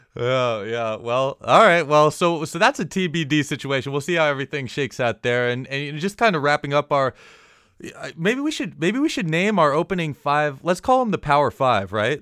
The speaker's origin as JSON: {"language": "English", "region": "Florida", "country": "United States", "tie": "born or raised there", "said": "growing up in Florida"}